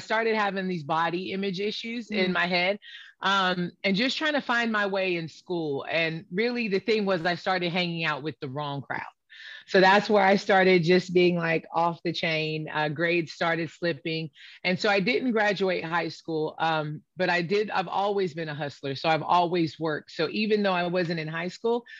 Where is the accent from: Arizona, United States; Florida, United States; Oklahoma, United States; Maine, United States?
Florida, United States; Pensacola; I grew up in Pensacola, Florida.